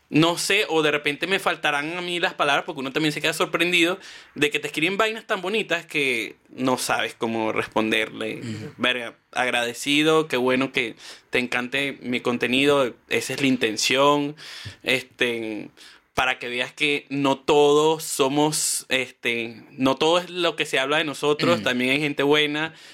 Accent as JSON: {"language": "Spanish", "country": "Chile", "tie": "born or raised there", "said": "toda mi vida, soy chileno no conocía esto"}